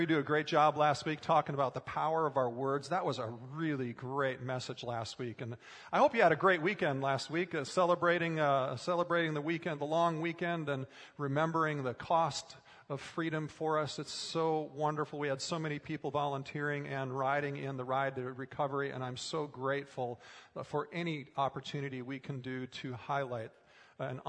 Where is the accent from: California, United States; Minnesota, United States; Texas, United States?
Minnesota, United States; as a kid growing up in Minnesota